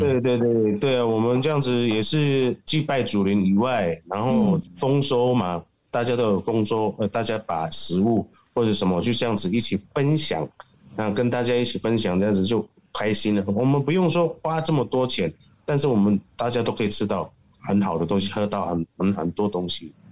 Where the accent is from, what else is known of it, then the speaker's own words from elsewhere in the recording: Ruisui, Hualien County, Taiwan; 我是来自台湾的花莲瑞穗，加拿大部落